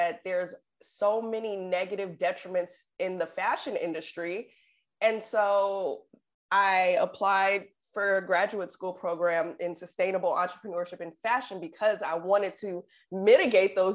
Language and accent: English; Oakland, California, United States; growing up in the Bay Area in Oakland